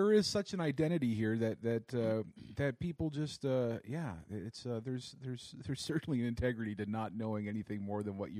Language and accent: English; United States; now in Calgary, Canada; I grew up in the States